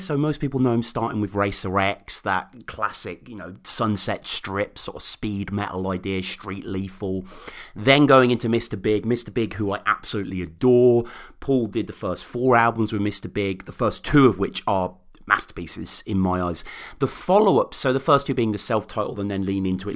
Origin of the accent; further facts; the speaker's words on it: Birmingham, West Midlands, United Kingdom; moved away as an adult; now in Oxford, United Kingdom; Birmingham, uh, my hometown. I'm in living Oxford at the moment